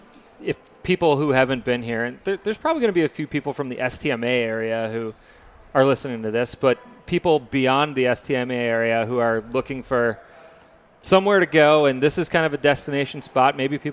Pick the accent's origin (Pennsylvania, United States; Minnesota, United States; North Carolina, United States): Minnesota, United States; St. Michael; here in my hometown, St. Michael